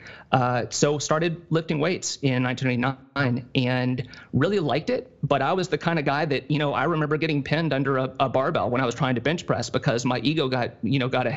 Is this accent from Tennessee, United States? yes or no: yes; Tennessee, United States; now in Ohio, United States; my hometown, in Tennessee